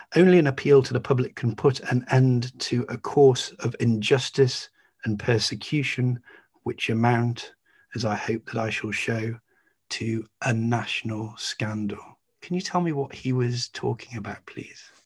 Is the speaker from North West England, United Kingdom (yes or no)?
no; Staffordshire, West Midlands, United Kingdom; I grew up in Staffordshire.